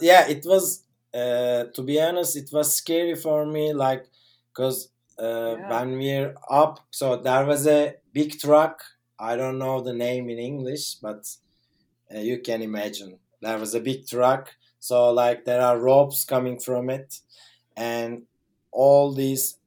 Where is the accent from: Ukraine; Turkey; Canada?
Turkey; I'm from Turkey.